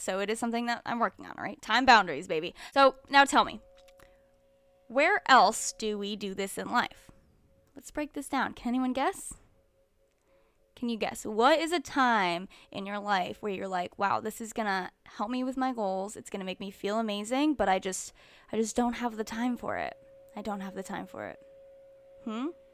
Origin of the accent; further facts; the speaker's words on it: Connecticut, United States; moved away; Connecticut, which is my hometown